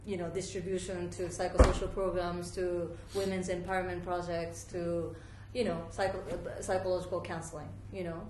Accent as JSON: {"language": "English", "region": "Tokyo", "country": "Japan", "tie": "born or raised there", "also_born_or_lived": "Switzerland / New York, United States / Italy", "moved": "yes", "lives_now": "Amman, Jordan", "said": "I'm from Japan. I was born in Tokyo, but I studied in Switzerland. I went to university in New York"}